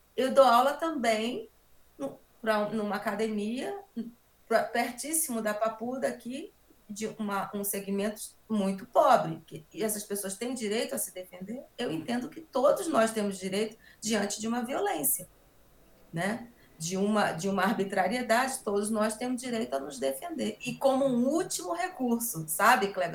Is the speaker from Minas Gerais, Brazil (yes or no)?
no; Roraima, Brazil; now in Rio de Janeiro, Brazil; Eu sou, eu sou de Roraima e antes de eu falar da minha saída, eu acho importante eu falar dessa minha referência em Roraima, porque eu começo a praticar e a conhecer o que é sociedade, o que é família, né, em Roraima